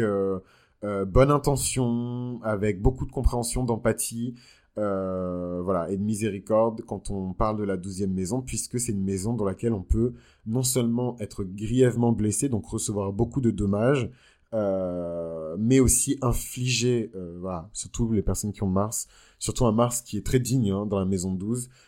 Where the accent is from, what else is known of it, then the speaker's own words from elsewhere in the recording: Benin; moved away; quand j'étais dans mon pays d'origine, le Bénin